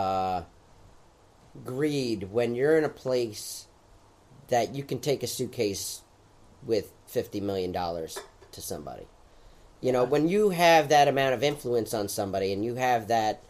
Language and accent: English; United States; being American.